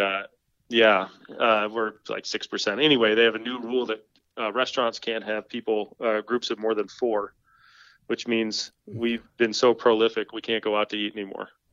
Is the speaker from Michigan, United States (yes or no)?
yes; Michigan, United States; moved away as an adult; now in Orchard Park, United States; I grew up in Michigan